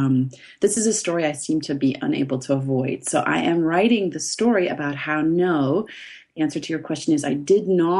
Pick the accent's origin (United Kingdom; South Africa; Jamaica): South Africa; I grew up in South Africa